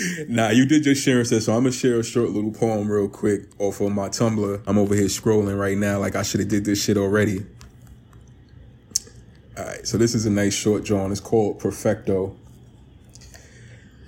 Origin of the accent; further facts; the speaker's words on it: New York City, New York, United States; also born or lived in Astoria, Queens; we both grew up in New York City, you in Queens and me in Harlem